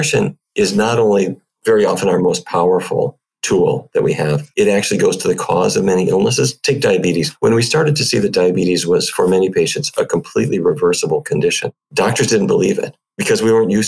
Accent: Fargo, North Dakota, United States; moved away; North Dakota, which is where I grew up

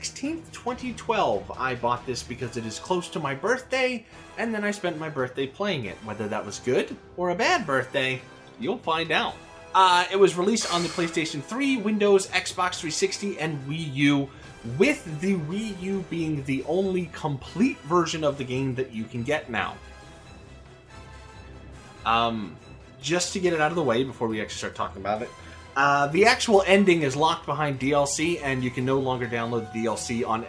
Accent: United States; I'm from America

